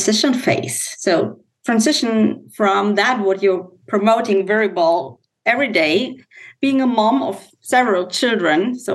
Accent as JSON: {"language": "English", "country": "Germany", "accent": "German", "second_language": "English", "said": "my German accent"}